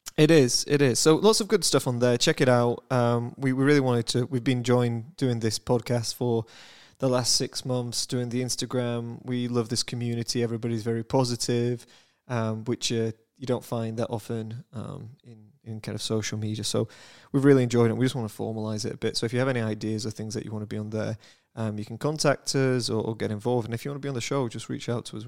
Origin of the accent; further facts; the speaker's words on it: United Kingdom; now in United States; I am British